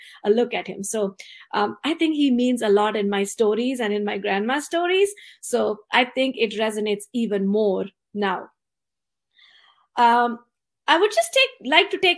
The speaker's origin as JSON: {"language": "English", "country": "India", "tie": "born or raised there", "moved": "yes", "lives_now": "San Jose, United States", "said": "I was born and brought up in India"}